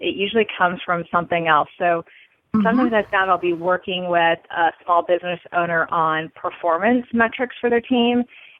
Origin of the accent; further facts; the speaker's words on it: Seattle, Washington, United States; also born or lived in California; so I spent a couple years in California, but I spent most of my growing up in Washington State in the Seattle area.